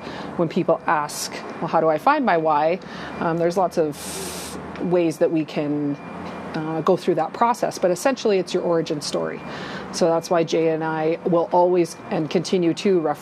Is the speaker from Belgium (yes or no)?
no; St. Albert, Alberta, Canada; During growing up in St. Albert, we continued to keep our rural roots.